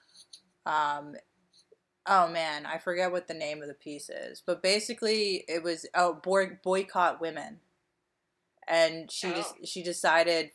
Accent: Delaware County, Pennsylvania, United States; We are from Delaware County

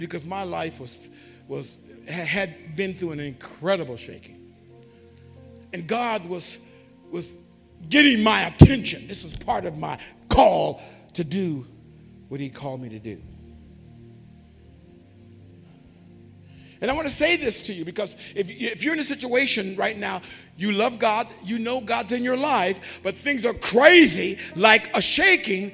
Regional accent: California, United States; I grew up in California, and in California, it was common to have earthquakes.

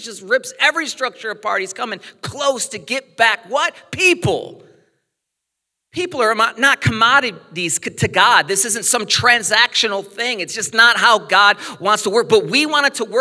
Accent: United States; growing up in America, most of the things we watch, people speak our language

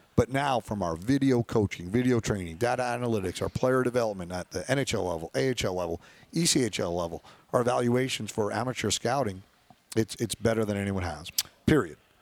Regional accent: New York, United States; we're from New York

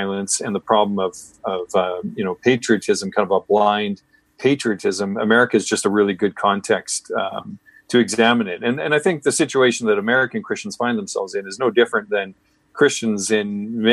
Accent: Canada; also born or lived in British Columbia; I'm Canadian

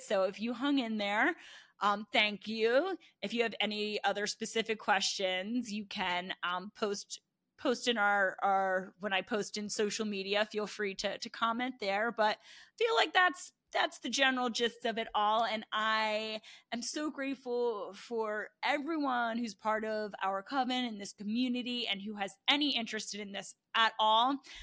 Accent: New Jersey, United States; moved away as an adult; also born or lived in Baltimore; now in Austin, United States; I'm from New Jersey

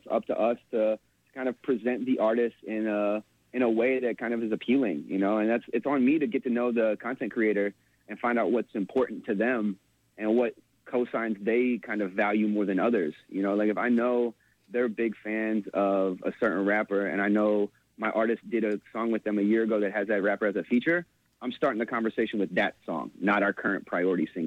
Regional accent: Hot Springs, Arkansas, United States; moved away; I'm from Arkansas

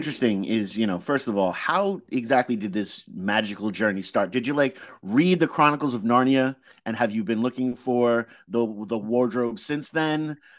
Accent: Long Island, New York, United States; now in New Haven, United States; I'm from Long Island.

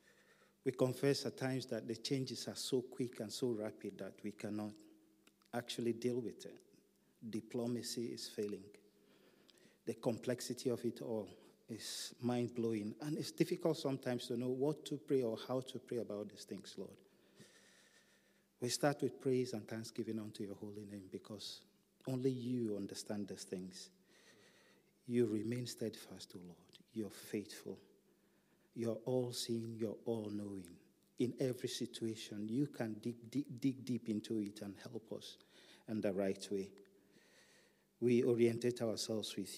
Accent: Nigeria; in some of our countries in Africa, my home country, Nigeria.

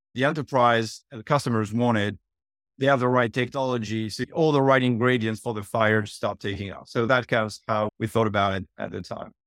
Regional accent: France; accent: French; moved away; I was born and raised in France, as we can tell from the accent.

